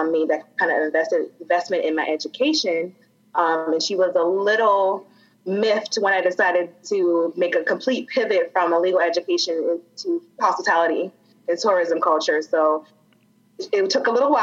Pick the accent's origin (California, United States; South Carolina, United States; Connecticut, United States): South Carolina, United States; Charleston; I grew up in Charleston. My family has always been here